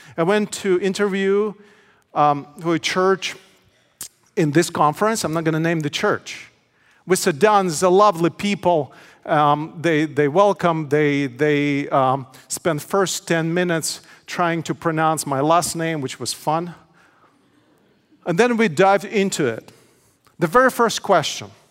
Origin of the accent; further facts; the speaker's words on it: Odesa, Odesa Oblast, Ukraine; also born or lived in Menifee, California; now in United States; my hometown, Odessa, Ukraine.